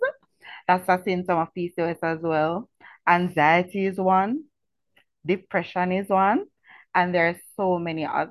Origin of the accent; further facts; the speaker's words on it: Kingston, Jamaica; I was born and raised in Franklin Town